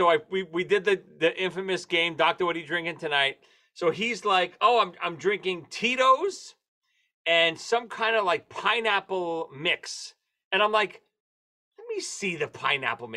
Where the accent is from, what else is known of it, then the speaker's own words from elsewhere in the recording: New York City, New York, United States; We grew up in Marine Park, Brooklyn